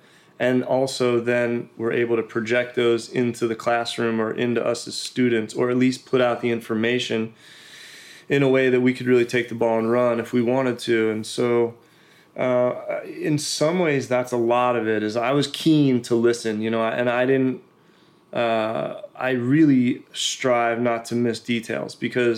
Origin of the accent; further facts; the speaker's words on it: East Coast, United States; I was from the East Coast. Like, we grew up working, grinding, you know.